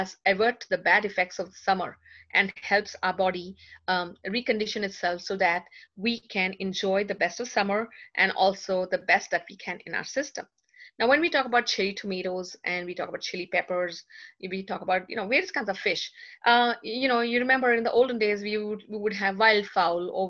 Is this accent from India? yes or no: yes; India; I'm being Indian myself, I love tea.